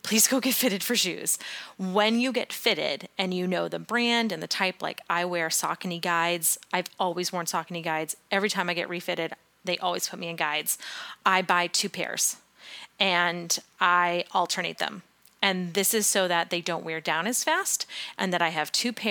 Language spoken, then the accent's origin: English; New England, United States; growing up in New England, living in New England, running in New England